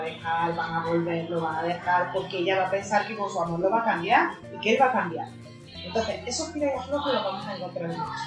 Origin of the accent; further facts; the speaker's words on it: Córdoba, Andalusia, Spain; siendo cordobesa